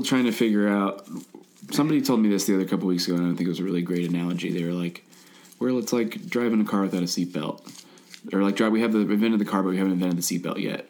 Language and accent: English; Midwest, United States; I grew up in the Midwest